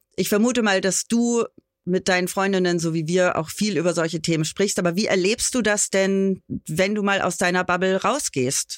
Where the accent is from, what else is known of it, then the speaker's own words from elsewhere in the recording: Bad Tölz, Bavaria, Germany; ich bin ja auch gebürtige Bayerin